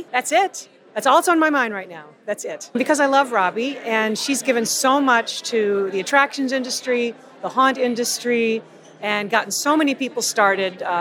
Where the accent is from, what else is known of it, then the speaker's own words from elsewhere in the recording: Tampa, Florida, United States; Robbi Lepre and I are about 10 days apart in age. We're both girls from Tampa.